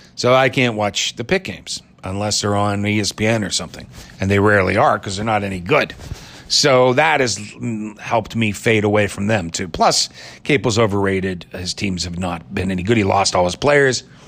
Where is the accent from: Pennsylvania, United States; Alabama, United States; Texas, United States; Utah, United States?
Pennsylvania, United States; Pittsburgh; my hometown of Pittsburgh